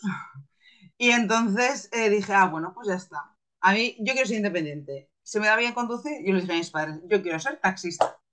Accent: Zaragoza, Aragon, Spain; soy una maña, soy de Zaragoza

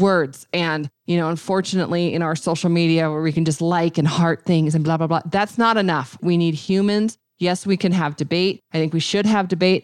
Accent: Montana, United States; I'm from Montana

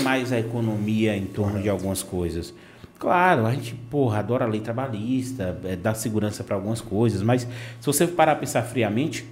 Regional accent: Vitória da Conquista, Bahia, Brazil; also born or lived in Salvador, Brazil; now in Itabuna, Brazil; Nasci em Vitória da Conquista, fui morar em Salvador, passei muito tempo, 10, 11 anos, e estou aqui agora, entendeu? Itabuna

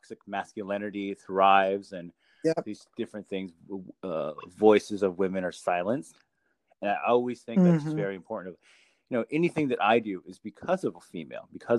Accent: Window Rock, Arizona, United States; first language Navajo; English is a second language; I was born and raised in Window Rock, Arizona, which is capital of the Navajo Nation

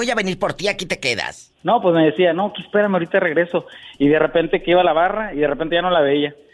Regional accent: Matamoros, Tamaulipas, Mexico; now in Dallas, United States; Yo soy de la originarios de la ciudad de Matamoros, Tamaulipas.

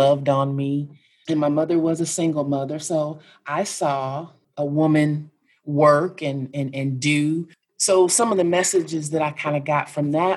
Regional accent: Kansas, United States; I am from Kansas. And so I grew up in a little bitty town in Kansas

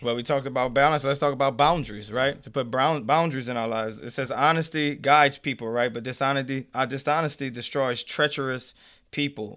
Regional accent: Avery Island, Louisiana, United States; moved away as an adult; also born or lived in New Orleans, Louisiana; I grew up in Avery Island, Louisiana

